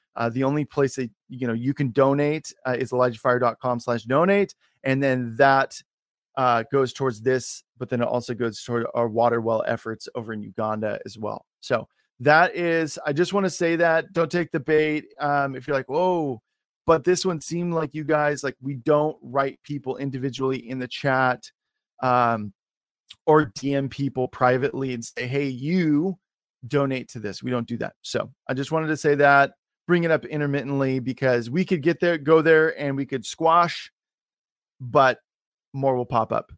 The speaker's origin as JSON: {"language": "English", "region": "Oregon", "country": "United States", "tie": "born or raised there", "also_born_or_lived": "Washington / California", "said": "I was born and raised in Oregon."}